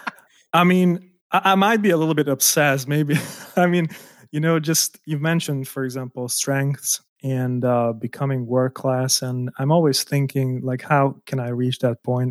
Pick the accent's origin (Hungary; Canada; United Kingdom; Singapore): Hungary; moved away as an adult; also born or lived in Germany; I was born in Hungary and I moved out to Germany to work there as an architect